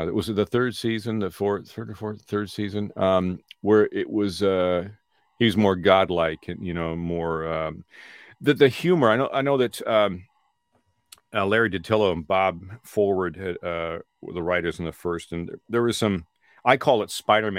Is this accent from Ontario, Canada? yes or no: yes; Peterborough, Ontario, Canada; moved away as an adult; now in Los Angeles, United States; I was just a kid from my hometown of Peterborough